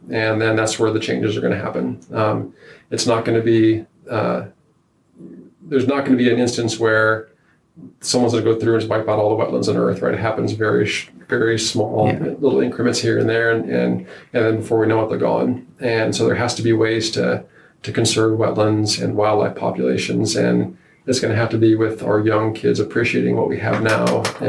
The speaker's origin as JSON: {"language": "English", "region": "Nebraska", "country": "United States", "tie": "born or raised there", "said": "No. And I take that as something that, so Northeast Nebraska, there's ducks everywhere, right?"}